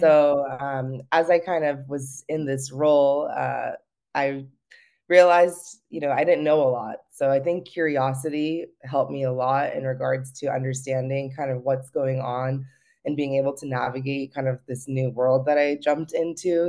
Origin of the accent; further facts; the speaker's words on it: Los Gatos, California, United States; also born or lived in Campbell, California; I grew up in the Bay Area, uh, in Los Gatos and Campbell area